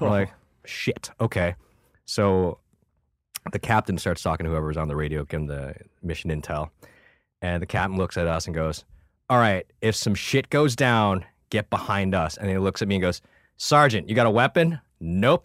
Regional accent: Buffalo, New York, United States; also born or lived in Vietnam / Thailand; I'm an Asian dude from Buffalo, New York

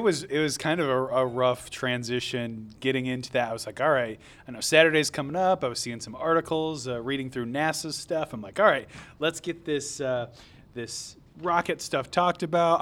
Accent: Southern Michigan, United States; also born or lived in Metro Detroit; growing up in Southern Michigan, uh, I grew up in a very rural area

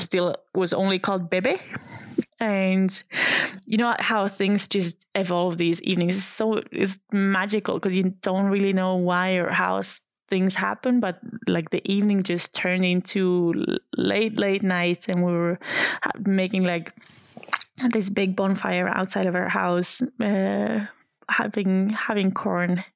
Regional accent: Sundsvall, Västernorrland County, Sweden; I was 23 years old when I when I left my hometown. Uh, it's called Sundsvall. It's just a random town in a random place

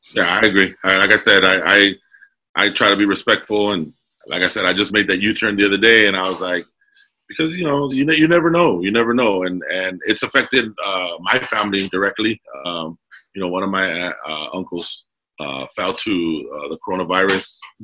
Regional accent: Commerce, California, United States; I grew up in Southeast Los Angeles uh, City of Commerce

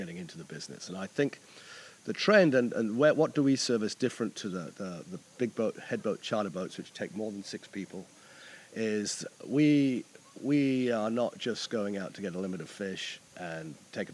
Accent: New Zealand; moved away as an adult; now in Annapolis, United States; I'm originally from New Zealand and traveled all over the world before I wound up in Annapolis

